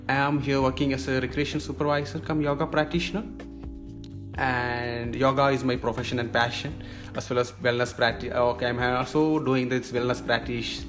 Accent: Kerala, India; moved away as an adult; now in Maldives; I'm basically I'm from India, uh, the southern part. There is God's own country. It's called God's own country. That is from Kerala. So that's a state in India.

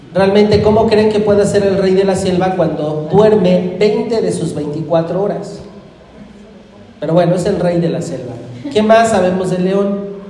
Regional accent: Irapuato, Guanajuato, Mexico; now in Ecatepec, Mexico; Irapuato, mi tierra

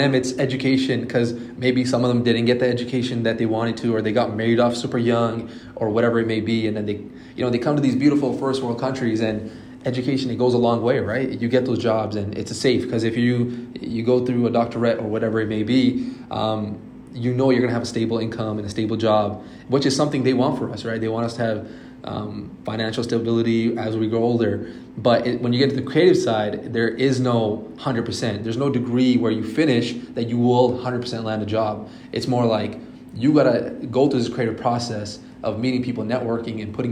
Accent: Toronto, Ontario, Canada; also born or lived in Australia; I am from Canada, Toronto

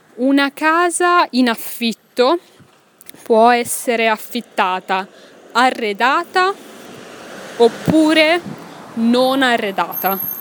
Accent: Milan, Lombardy, Italy; moved away as an adult; also born or lived in Pisa, Italy; now in Brussels, Belgium; io sono nata a Milano, ma ho fatto l'università a Pisa

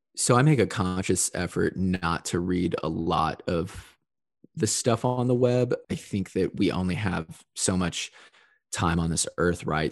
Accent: Evansville, Indiana, United States; moved away as an adult; also born or lived in Chicago, Illinois; now in Nashville, United States; my hometown of Evansville, Indiana, which is in, uh, southern Indiana

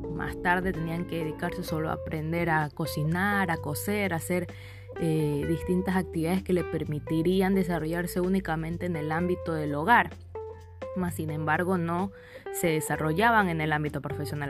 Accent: Ecuador; yo soy del Ecuador

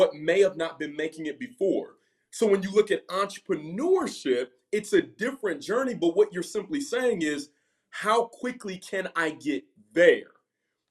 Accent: Ohio, United States; I'm from Ohio

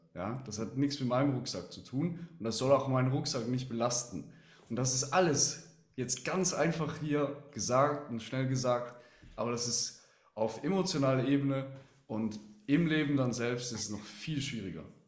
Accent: Switzerland; als Schweizer weiß ich auch

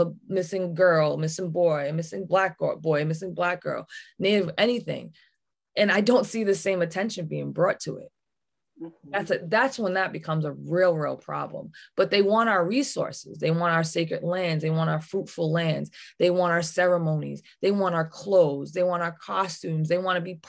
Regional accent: United States; where I'm from Wampanoag Nation, women run things

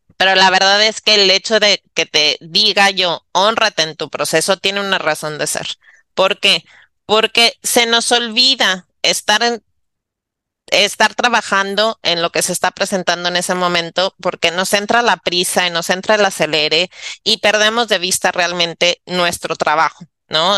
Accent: Monterrey, Nuevo León, Mexico; moved away; yo regresé a Monterrey, porque soy de Monterrey, ¿no? Regresé a casa eh, de mi mamá

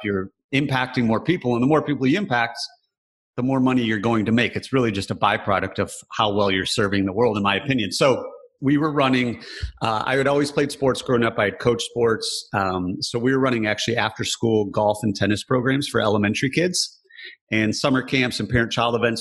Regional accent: Michigan, United States; Growing up in Michigan, very blue collar

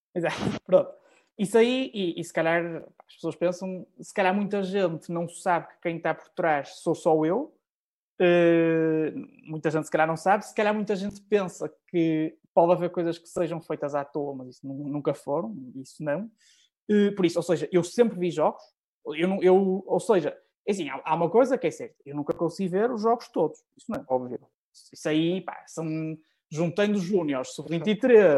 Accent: Norte, Portugal; Sou, sou nortenho, muito, muito nortenho

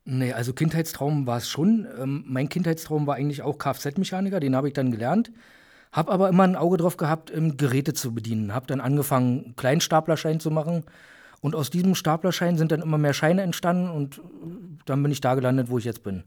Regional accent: Berlin, Germany; moved away as an adult; now in Bochum, Germany; bin gebürtig aus Berlin

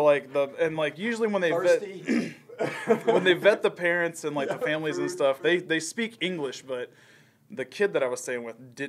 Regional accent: Kingston, United States; I was the country bumpkin from way up in small town Kingston.

